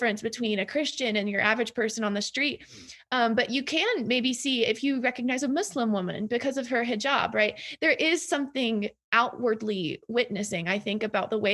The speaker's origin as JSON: {"language": "English", "area": "the South", "region": "Southern United States", "country": "United States", "said": "as a Southerner"}